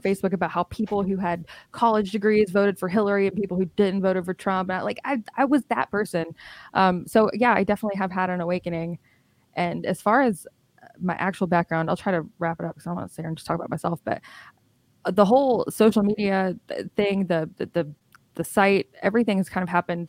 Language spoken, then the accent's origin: English; Alabama, United States; also born or lived in Illinois / California / Florida; I grew up in Alabama. I've lived here for most of my life